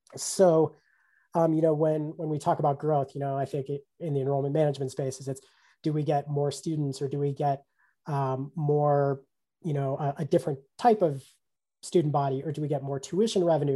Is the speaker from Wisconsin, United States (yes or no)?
no; Colorado, United States; my home state of Colorado